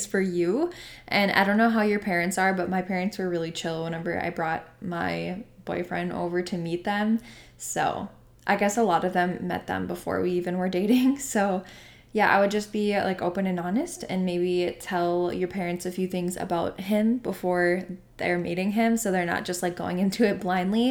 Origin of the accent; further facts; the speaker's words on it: North Dakota, United States; I'm from North Dakota, good old North Dakota